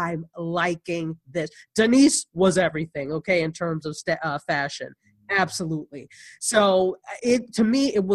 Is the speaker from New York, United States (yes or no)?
yes; Buffalo, New York, United States; where I grew up in Buffalo, New York